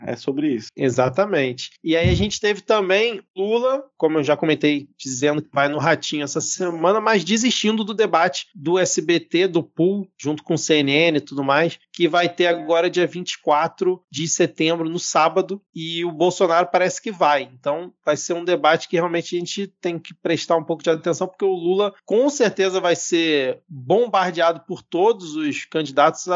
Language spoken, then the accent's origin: Portuguese; Rio de Janeiro, Brazil; como um bom carioca